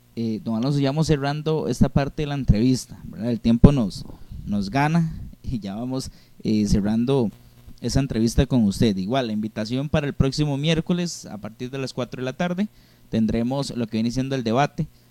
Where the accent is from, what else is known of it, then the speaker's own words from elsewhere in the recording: Costa Rica; tenemos como costarricenses